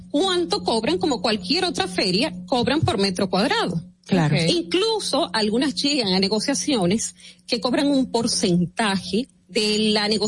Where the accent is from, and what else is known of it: Dominican Republic